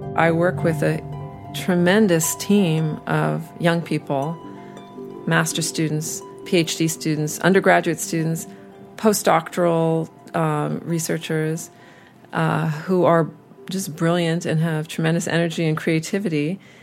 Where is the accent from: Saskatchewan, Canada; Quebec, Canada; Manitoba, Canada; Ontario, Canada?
Quebec, Canada; Montreal; also born or lived in Austin, Texas, United States / United States; I moved to Canada, when, uh, to Montreal, when I was seven years old.